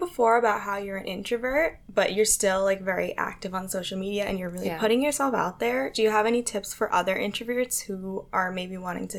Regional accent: New York, United States; I am a New Yorker.

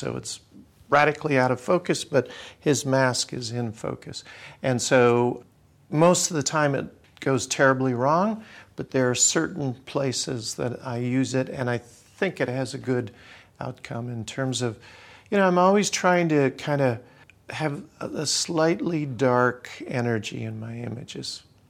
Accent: Canada; also born or lived in Australia; I spent time in Africa. I grew up in Australia. I'm from Canada that has a rich history of traditional culture.

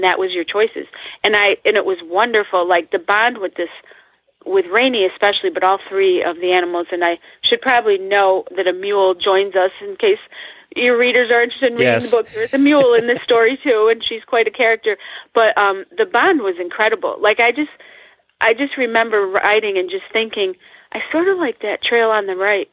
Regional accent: Northeast, United States; I'm from the Northeast, and we have hills and tall buildings and tall trees

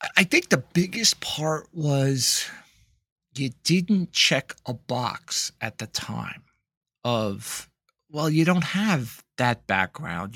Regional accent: Northeast, United States; I'm from the Northeast

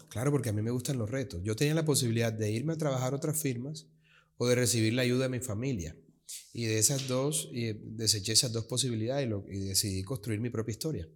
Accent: Colombian Caribbean coast, Caribbean Region, Colombia; also born or lived in Bogotá, Colombia; mis padres ambos son costeños. No, yo soy Caribe 100%

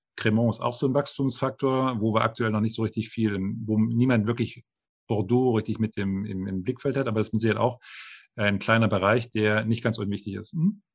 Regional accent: the East, East Germany, Germany; moved away as an adult; now in France; ich äh, kann nicht nur Deutsch sprechen, ich habe die deutsche Kultur gelebt, ich komme aus dem Osten, ich habe im Westen studiert

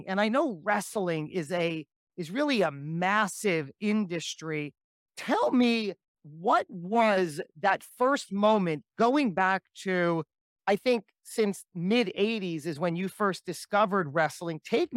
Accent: New Jersey, United States; a fellow person from my home state, the great Garden State of New Jersey

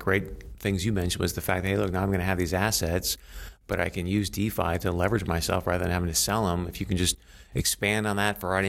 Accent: North Dakota, United States; I'm from North Dakota, so we've got a lot of mineral owners there.

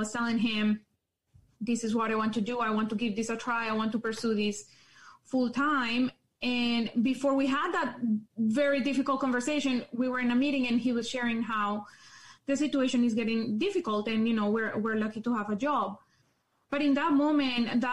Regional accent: Colombia; English is a second language; moved away as an adult; also born or lived in Calgary, Canada; now in Canada; I was born in Colombia. I lived there for 17 years of my life, and I moved to Canada when I was 17.

